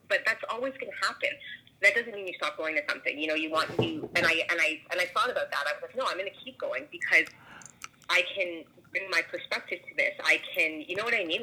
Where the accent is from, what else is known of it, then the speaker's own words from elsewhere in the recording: Toronto, Ontario, Canada; moved away; I currently don't live in Toronto. I'm from Toronto.